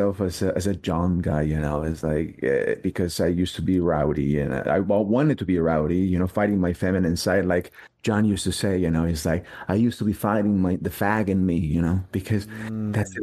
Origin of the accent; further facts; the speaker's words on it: Mexico; English is a second language; moved away; I was in Mexico. I didn't even speak English